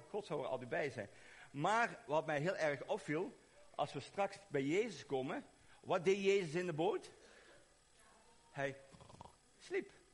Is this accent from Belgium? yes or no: yes; Belgium; Maar ik kom uit België